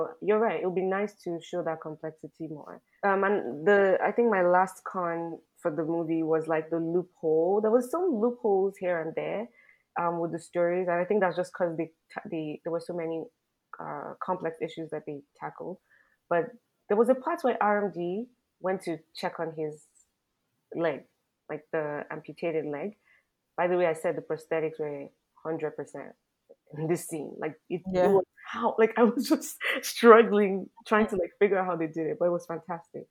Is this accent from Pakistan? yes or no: no; Nigeria; as a Nigerian